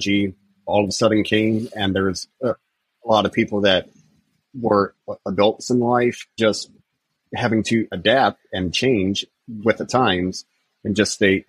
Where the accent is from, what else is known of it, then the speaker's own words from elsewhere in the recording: Midwest, United States; also born or lived in India; growing up in the Midwest, it's a very conservative mindset